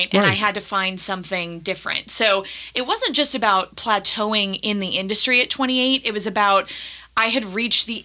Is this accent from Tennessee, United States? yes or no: yes; Nashville, Tennessee, United States; also born or lived in Toledo, Ohio / Cleveland, Ohio; I was born in Toledo. We lived in Cleveland until I was 10, and then we moved down to Nashville